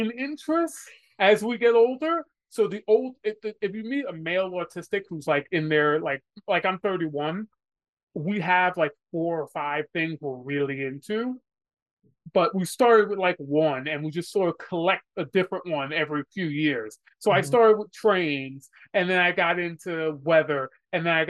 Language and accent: English; New York, United States; I'm from New York, so the Yankees are sort of like the big team.